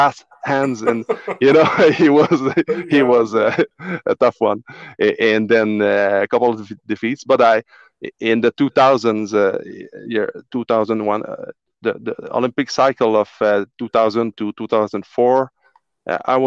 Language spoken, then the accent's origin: English; Trois-Rivières, Quebec, Canada; now in Shawinigan, Canada; In my hometown, Trois-Rivières